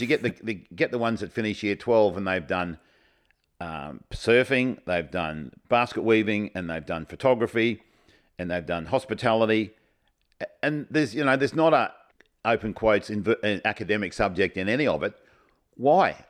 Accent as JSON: {"language": "English", "town": "Kilcoy", "region": "Queensland", "country": "Australia", "tie": "born or raised there", "said": "Carmel and I both were born, grew up and went to school in a place called Kilcoy"}